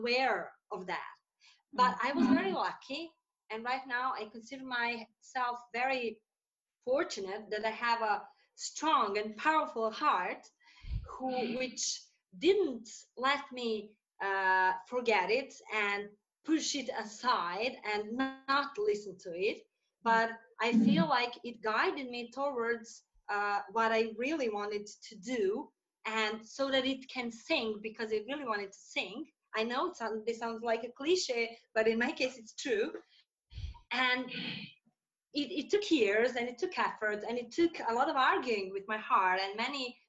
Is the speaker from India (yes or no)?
no; Serbia; also born or lived in Saudi Arabia; I'm from Serbia and I also live here.